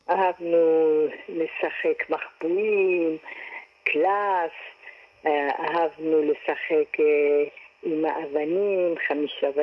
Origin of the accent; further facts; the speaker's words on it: Sanandaj, Kurdistan, Iran; moved away; also born or lived in Kermanshah, Iran; אני נולדתי בקרמנשה, במדינת, אה, באיראן, וגדלתי בסננדה.